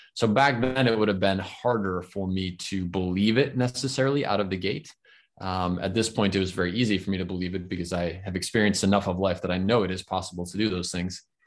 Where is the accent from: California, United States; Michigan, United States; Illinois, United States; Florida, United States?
Florida, United States; I'm in my home state. I live in Florida, in the United States